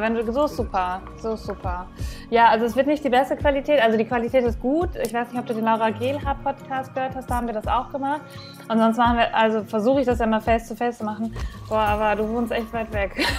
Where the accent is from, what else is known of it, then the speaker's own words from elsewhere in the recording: Bielefeld, North Rhine-Westphalia, Germany; ich komme ja aus NRW, aus Bielefeld